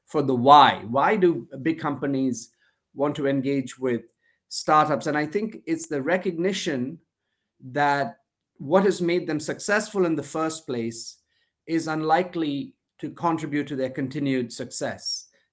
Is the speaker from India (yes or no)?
yes; India; moved away as an adult; also born or lived in United States / Glasgow, Scotland; I was born in India to an Indian father and a Sri Lankan mother. And my earliest years were in the US, actually, shortly after I was born. My parents went to grad school, but then eventually came back went back to India